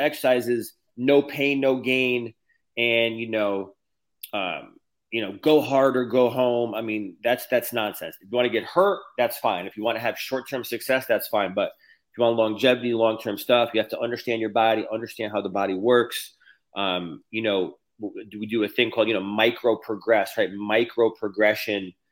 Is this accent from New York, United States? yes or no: no; Connecticut, United States; moved away as an adult; also born or lived in California / Cleveland, Ohio / Texas; now in Florida, United States; I'm from Connecticut. I moved to California in 2015. Then I moved to Cleveland, Ohio. Then I moved to Texas in 2020.